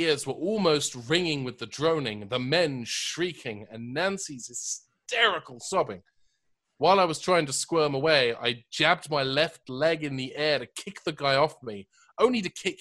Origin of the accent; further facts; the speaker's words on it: United Kingdom; moved away; my home country